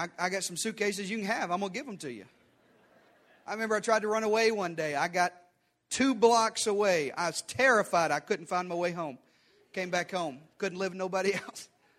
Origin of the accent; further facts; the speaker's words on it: the South, United States; I was raised in the South by a mama who beat me.